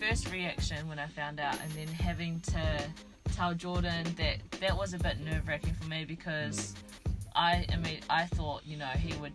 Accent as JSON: {"language": "English", "town": "Taupo", "region": "Waikato", "country": "New Zealand", "tie": "born or raised there", "said": "I was brought up in Taupo"}